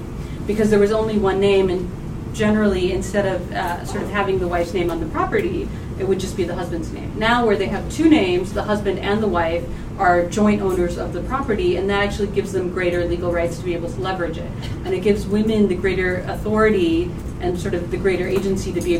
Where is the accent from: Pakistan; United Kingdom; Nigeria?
Pakistan; I'm from Pakistan.